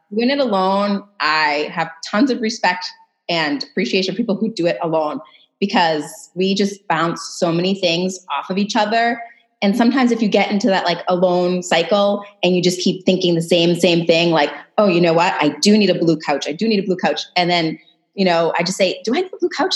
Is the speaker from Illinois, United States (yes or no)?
no; Massachusetts, United States; moved away as an adult; also born or lived in California; we're both from Massachusetts